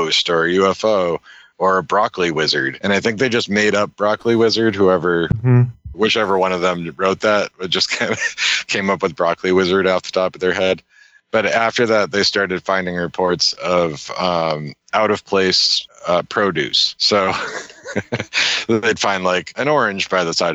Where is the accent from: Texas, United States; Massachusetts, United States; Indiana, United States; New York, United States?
Massachusetts, United States; Worcester; I was at work one day in Worcester